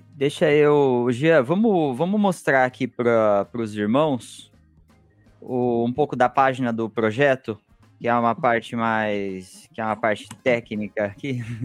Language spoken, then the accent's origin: Portuguese; Piracicaba, São Paulo, Brazil; eu que cresci em Piracicaba